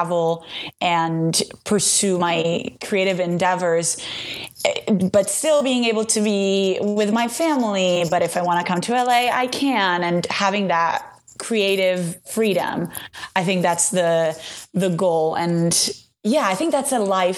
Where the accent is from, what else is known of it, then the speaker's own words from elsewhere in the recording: Italy; I'm from Italy.